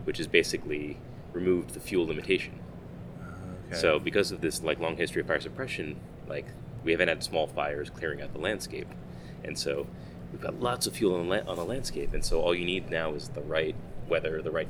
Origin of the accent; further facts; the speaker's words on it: Long Island, New York, United States; I grew up on Long Island